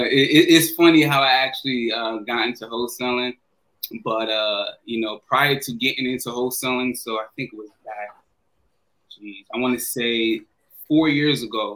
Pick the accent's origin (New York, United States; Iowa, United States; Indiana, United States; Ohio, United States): New York, United States; moved away; also born or lived in Florida; all my life I grew up in New York.